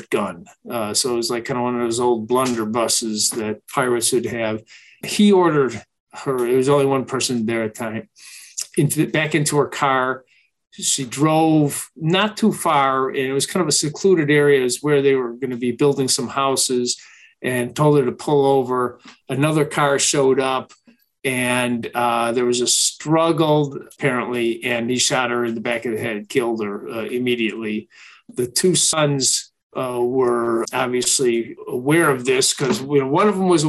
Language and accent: English; Chicago, Illinois, United States; moved away as an adult; now in Atlanta, United States; I'm from Chicago, worked at a paper there